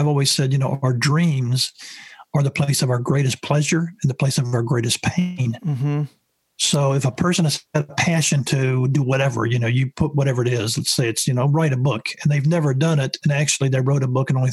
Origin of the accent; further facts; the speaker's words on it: the South, United States; I grew up in the South